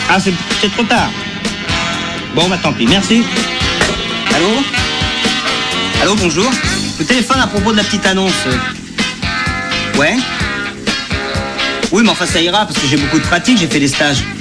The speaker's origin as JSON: {"language": "French", "country": "France", "said": "Mais je suis français."}